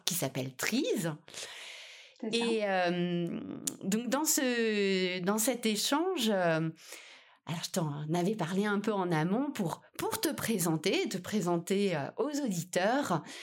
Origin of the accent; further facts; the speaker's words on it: France; chez nous en France